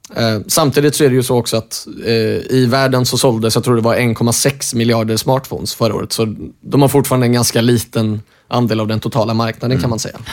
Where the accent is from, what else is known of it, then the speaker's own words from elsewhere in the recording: Norway; moved away; jag är uppvuxen i, eh, i Norge